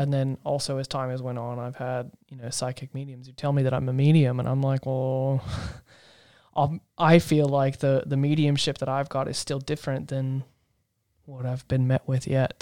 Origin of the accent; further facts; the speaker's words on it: Asheville, North Carolina, United States; moved away; I come from North Carolina in a town called Asheville.